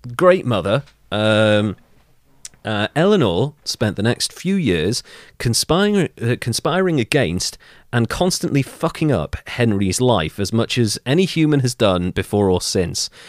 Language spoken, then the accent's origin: English; Wales, United Kingdom; I'm actually Welsh